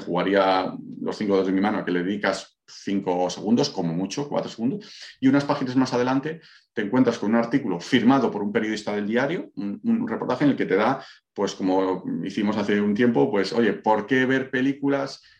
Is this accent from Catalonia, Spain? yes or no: no; Valladolid, Castile and León, Spain; moved away as an adult; now in Málaga, Spain; Yo soy de Valladolid, pero resido en Málaga desde hace unos años